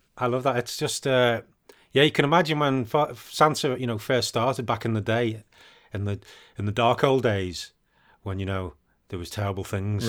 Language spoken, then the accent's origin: English; United Kingdom; I'm British.